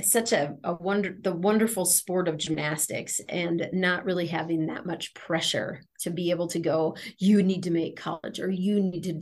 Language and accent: English; Wisconsin, United States; moved away as an adult; also born or lived in Minnesota / Kentucky / Los Angeles / North Dakota; now in Colorado, United States; Wisconsin, Minnesota, because that's where I grew up and that's where my heart is